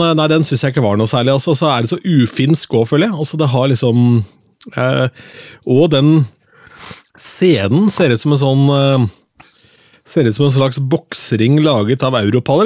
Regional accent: Østfold, Norway; moved away as an adult; now in Oslo, Norway; Jeg kommer fra Østfold

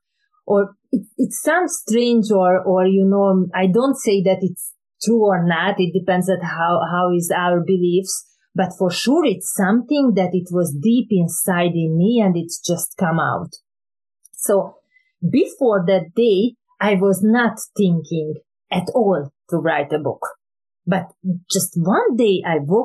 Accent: Hungary; English is a second language; moved away; originally I came from Hungary

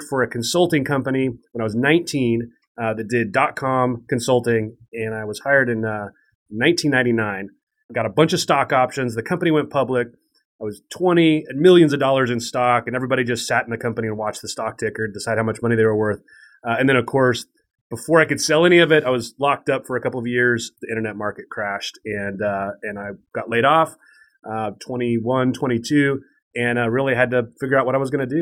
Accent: Spokane, Washington, United States; I grew up in Spokane, Washington, which is a medium-sized town in eastern Washington, right on the Idaho border

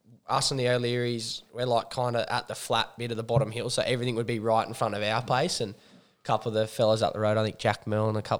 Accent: Newcastle, New South Wales, Australia; I'm born and bred in Merriweather

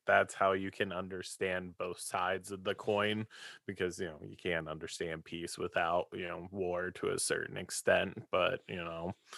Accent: East Coast, United States; moved away; growing up on the East Coast

